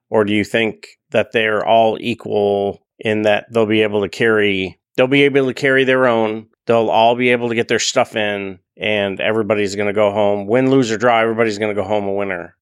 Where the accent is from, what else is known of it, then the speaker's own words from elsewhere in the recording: Buffalo, New York, United States; I'm from Buffalo